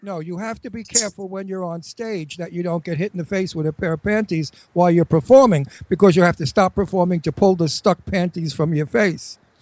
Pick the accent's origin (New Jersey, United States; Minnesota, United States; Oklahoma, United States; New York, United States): New York, United States; accent: New York; I'm a native New Yorker, as you can hear